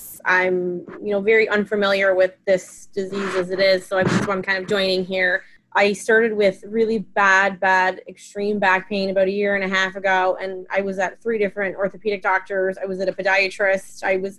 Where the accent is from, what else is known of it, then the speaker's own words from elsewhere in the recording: Pennsylvania, United States; I am from Pennsylvania.